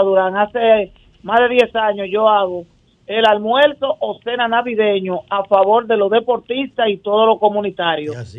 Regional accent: Santo Domingo, Distrito Nacional, Dominican Republic; desde que yo crecí y nací en Guachupita

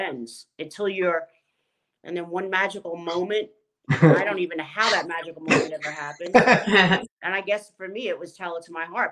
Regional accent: Long Island, New York, United States; also born or lived in The Bronx, New York City; I grew up in a house, in a household in Long Island. I started in New York City in the Bronx, and then we made our way to Long Island

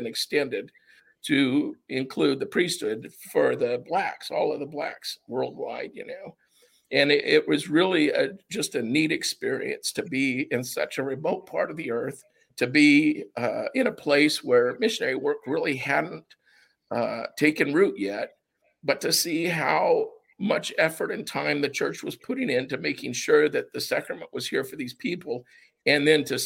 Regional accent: United States; also born or lived in Japan; as an American

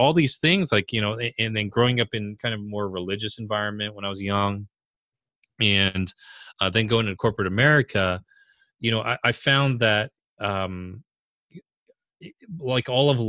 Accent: California, United States; You know, I'm Korean. And so I was born in California, but I was, you know, Korean American. And despite growing up here, you know, in the U.S., this is my home

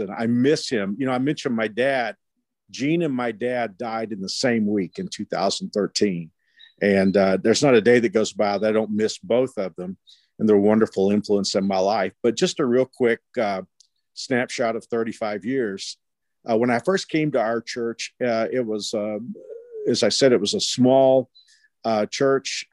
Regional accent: Fort Worth, Texas, United States; moved away as an adult; also born or lived in Houston, Texas; now in Wichita, United States; I grew up in Fort Worth

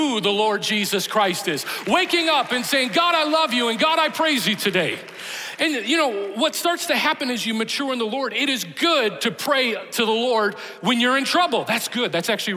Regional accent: Chicago, Illinois, United States; moved away; I grew up in Chicago

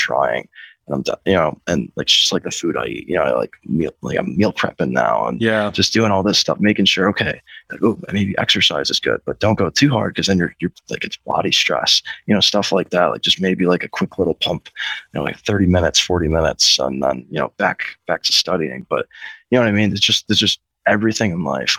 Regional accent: Chicago, Illinois, United States; I'm from Chicago

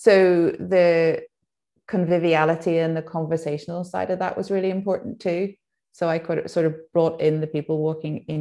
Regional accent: Lambeg, Northern Ireland, United Kingdom; also born or lived in London; I was born in Lambeg, and then which is just on the edge of Lisburn, between Lisburn and Drumbeg, where I live now.

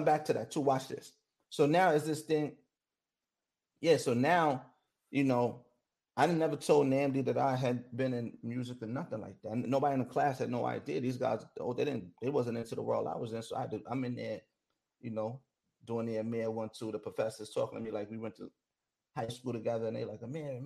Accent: New York, United States; I'm from New York

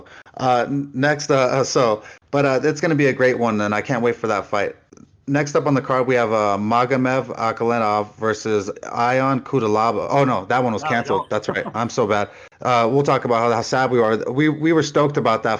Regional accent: Simi Valley, California, United States; a boy from my hometown, Vince Pichel

